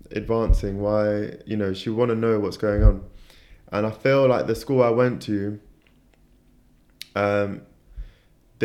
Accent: London, United Kingdom; I was born in Tooting, in South London

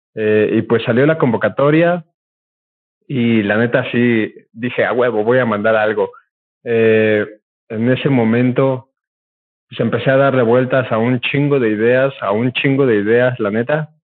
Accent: Puebla, Mexico; somos poblanos, eh, camotes poblanos

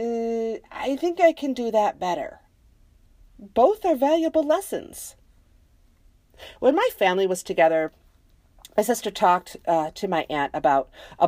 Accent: United States; I am American

